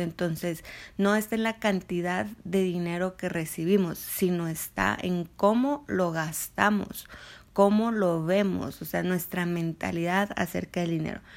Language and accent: Spanish; Mexico